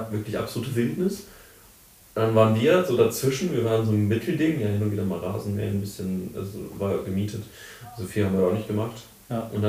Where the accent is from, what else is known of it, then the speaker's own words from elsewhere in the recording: Mönchengladbach, North Rhine-Westphalia, Germany; now in Bonn, Germany; das ist ja meine Heimatstadt.